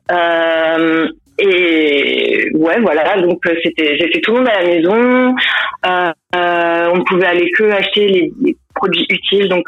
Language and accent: French; Colmar, Grand Est, France; moved away as an adult; now in London, United Kingdom; Je viens de Colmar, je vais avoir 31 ans en décembre et ça fait presque 7 ans que j'habite à Londres.